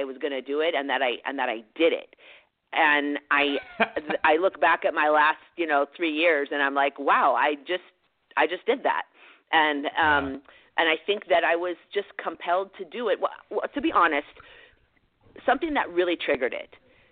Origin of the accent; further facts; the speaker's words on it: Mercer Island, Washington, United States; I grew up in Seattle, in a suburb of Seattle, Mercer Island, to be exact